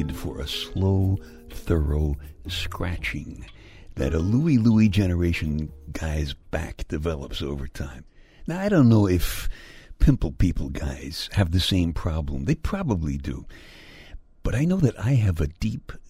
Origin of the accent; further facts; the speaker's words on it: Brooklyn, New York, United States; my hometown of Brooklyn